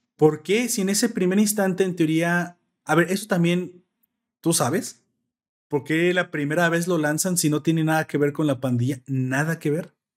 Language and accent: Spanish; Mexico; como buenos mexicanos